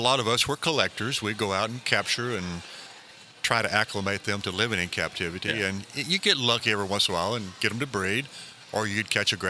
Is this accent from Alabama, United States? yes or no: yes; Mobile County, Alabama, United States; I was raised in Mobile County, Alabama.